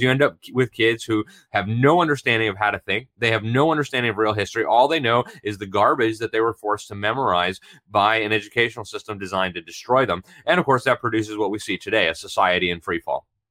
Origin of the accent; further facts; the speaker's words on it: United States; I'm from America, and I'm very proud to be an American